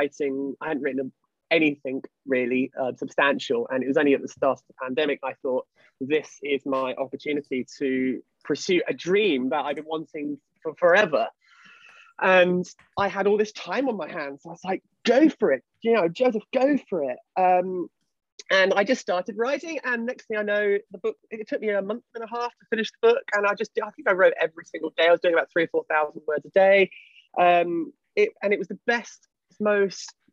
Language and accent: English; United Kingdom; British people are so we're very quiet